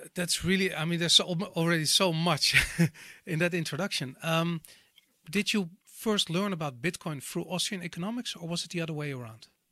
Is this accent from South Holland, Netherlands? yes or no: no; Amsterdam, North Holland, Netherlands; I grew up in Amsterdam in the 80s